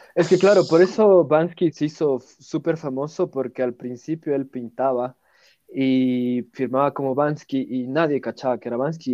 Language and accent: Spanish; Ecuador